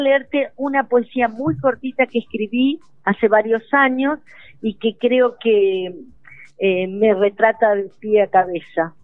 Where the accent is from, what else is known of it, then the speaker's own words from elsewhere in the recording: Entre Ríos, Argentina; moved away as an adult; now in Chubut, Argentina; Entre Ríos porque, bueno, es mi tierra natal